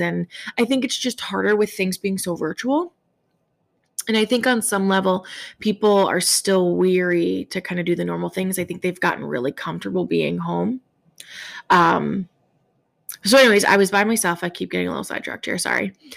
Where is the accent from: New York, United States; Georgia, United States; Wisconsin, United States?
New York, United States; as a New Yorker